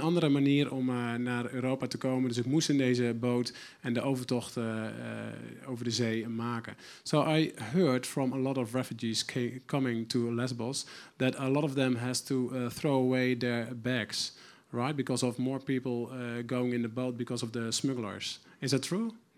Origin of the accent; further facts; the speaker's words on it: Netherlands; us as Dutch people